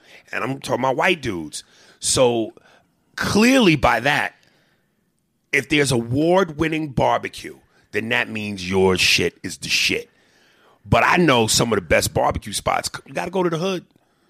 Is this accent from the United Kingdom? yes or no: no; United States; I'm an American, nigga.